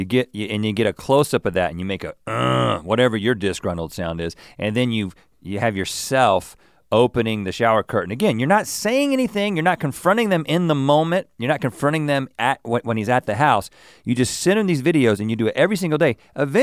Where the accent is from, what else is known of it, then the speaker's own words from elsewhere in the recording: United States; I'm an American and I guess I shower in a particular American way.